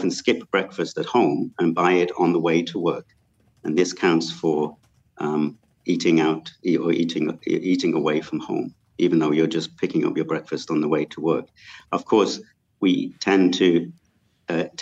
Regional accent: United Kingdom; moved away as an adult; now in Malaysia; I come from the United Kingdom

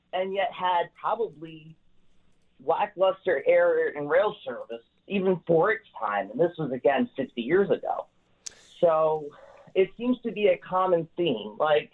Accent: New York, United States; now in Western New York, United States; I'm originally from Hudson Valley. I moved to Western New York last year

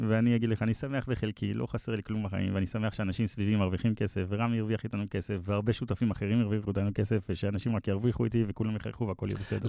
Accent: Israel; also born or lived in Palo Alto, United States / Mevaseret Zion / Herzliya; now in Tel Aviv, Israel; גדלתי במבשרת, אז ביתר והפועל כן. וכדורסל, ובאמת במהלך החיים ההורים שלי התגרשו, אז בעצם עברתי להרצליה, ואז גדלתי חצי מהחיים בהרצליה

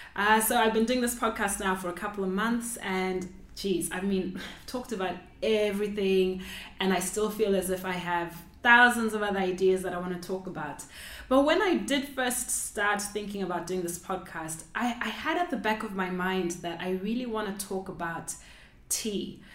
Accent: Zimbabwe; I grew up in Zimbabwe

